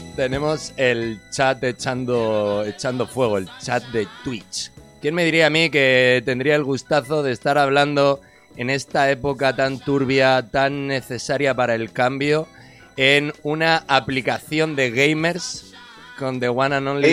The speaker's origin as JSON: {"language": "Spanish", "town": "Murcia", "region": "Region of Murcia", "country": "Spain", "also_born_or_lived": "Cartagena", "said": "yo soy de Murcia y me he criado toda la vida con raperos viejos"}